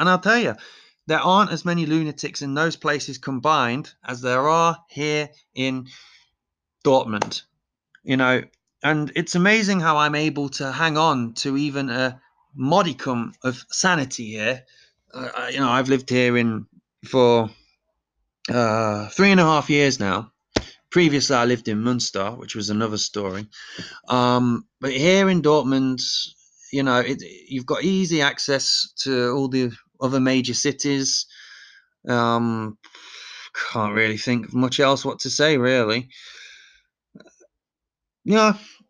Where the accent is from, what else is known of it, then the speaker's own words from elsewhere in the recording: England, United Kingdom; I have an advantage. I'm English. It's in genetics, the DNA.